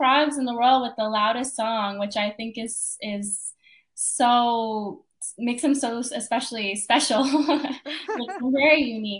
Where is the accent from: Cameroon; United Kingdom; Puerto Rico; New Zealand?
Puerto Rico; Aguadilla; also born or lived in Vega Baja; I'm actually from Aguadilla. That's where we have a home. But when I was a kid, my parents sent me to live with my grandmother in the summers in the town of Vega Baja, which is about 40 minutes from the capital.